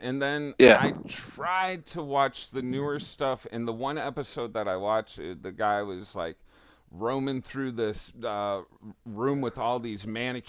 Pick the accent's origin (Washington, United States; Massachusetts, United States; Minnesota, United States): Massachusetts, United States; Central; I'm from Central Mass